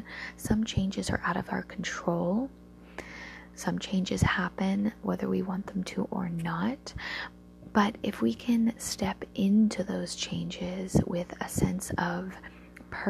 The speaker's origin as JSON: {"language": "English", "region": "Alaska", "country": "United States", "tie": "born or raised there", "said": "growing up in a coastal town in Alaska."}